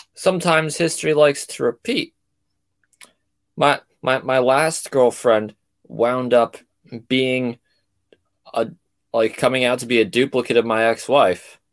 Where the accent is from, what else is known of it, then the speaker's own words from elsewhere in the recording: New Jersey, United States; I'm from South Jersey